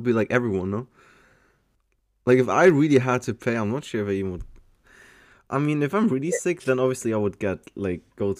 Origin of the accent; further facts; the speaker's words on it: Germany; also born or lived in Malta; I am from Germany. I used to live in Malta for 2.5 years and went to school with you guys there. And now I'm back in Germany, living there for the past 7 years or something. 6 years?